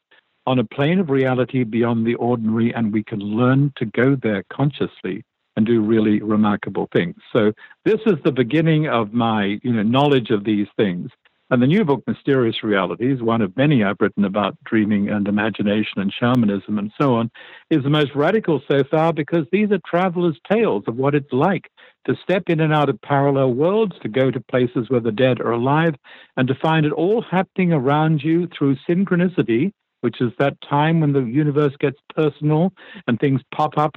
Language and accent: English; Melbourne, Victoria, Australia; also born or lived in Tasmania; I was born in Melbourne, Australia